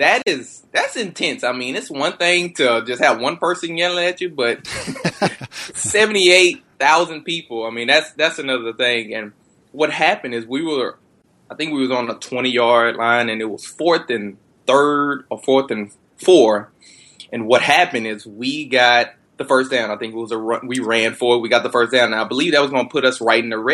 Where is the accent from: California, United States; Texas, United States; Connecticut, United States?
Texas, United States; I'm born and raised in Texas